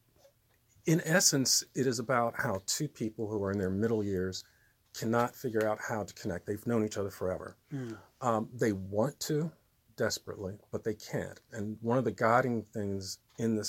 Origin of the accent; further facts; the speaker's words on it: Trenton, New Jersey, United States; also born or lived in New York; I was born in Trenton, New Jersey. Absolutely. So, yeah, I'm a lifelong resident.